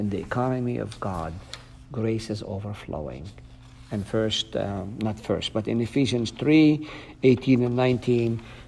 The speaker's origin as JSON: {"language": "English", "country": "Palestine", "first_language": "Arabic", "second_language": "English", "said": "I'm fluent. My mother tongue is Arabic."}